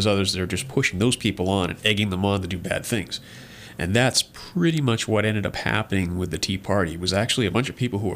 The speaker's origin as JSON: {"language": "English", "region": "New England", "country": "United States", "tie": "born or raised there", "moved": "yes", "said": "I grew up in New England"}